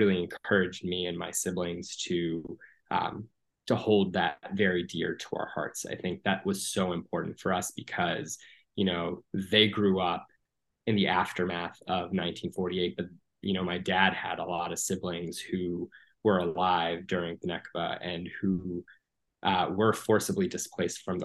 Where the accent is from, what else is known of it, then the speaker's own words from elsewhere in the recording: United States; I grew up here in the States. I'm a first generation Palestinian American